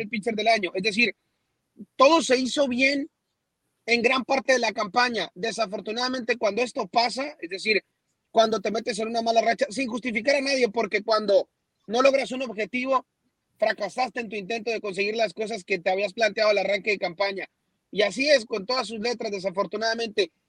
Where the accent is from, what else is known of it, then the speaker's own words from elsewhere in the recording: Hermosillo, Sonora, Mexico; ¿estamos dolidos los de Hermosillo?